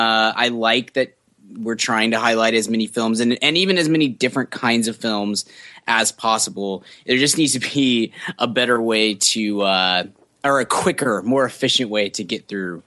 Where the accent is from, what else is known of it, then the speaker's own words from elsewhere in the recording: United States; I'm too American to watch any foreign films.